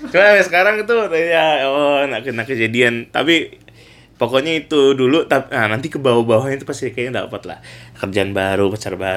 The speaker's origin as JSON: {"language": "Indonesian", "town": "Pontianak", "region": "West Kalimantan", "country": "Indonesia", "said": "kalau kita orang kita orang Pontianak pasti tahu tuh asal usul kampung kita"}